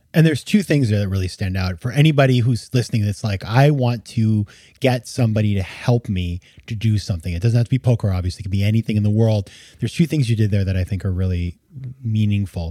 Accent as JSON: {"language": "English", "region": "Maine", "country": "United States", "also_born_or_lived": "New York City", "moved": "as an adult", "said": "I'm from Maine"}